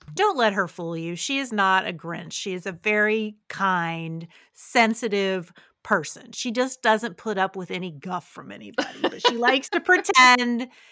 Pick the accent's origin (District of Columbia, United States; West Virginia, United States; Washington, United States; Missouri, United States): West Virginia, United States; Parkersburg; moved away as an adult; I grew up in Parkersburg